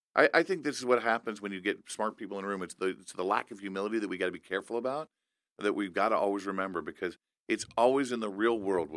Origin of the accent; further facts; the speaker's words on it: Indiana, United States; my home state of Indiana